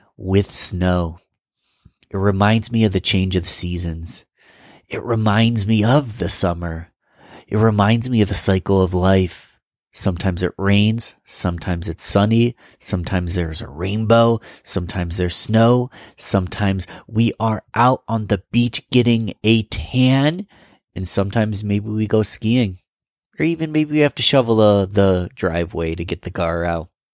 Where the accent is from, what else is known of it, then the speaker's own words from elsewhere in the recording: Rochester, New York, United States; my hometown in Rochester, New York